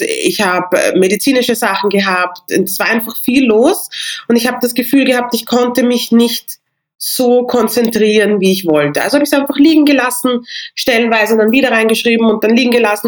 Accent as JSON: {"language": "German", "region": "Vienna", "country": "Austria", "tie": "born or raised there", "said": "ich bin in Wien geboren, ich habe nigerianische Wurzeln"}